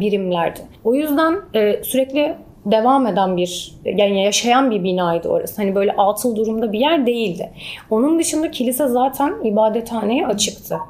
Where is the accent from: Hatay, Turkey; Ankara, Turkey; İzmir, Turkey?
Hatay, Turkey; Antakya; also born or lived in Qatar; ben orada doğdum, büyüdüm ve ben yurt dışında okudum